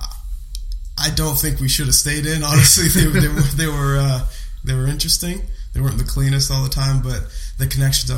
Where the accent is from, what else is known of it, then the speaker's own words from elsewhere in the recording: Victoria, British Columbia, Canada; moved away; I was born in Victoria.